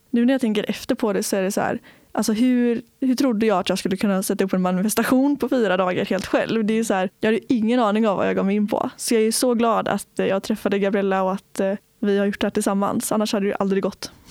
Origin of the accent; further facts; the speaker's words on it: Öckerö, Västra Götaland, Sweden; Jag kommer från en liten ö i Göteborgs skärgård som heter Öckerö. Och Öckerö kommun är tio öar och där bor det väl sammanlagt upp 12 000 pers tror jag. Så det är ganska litet.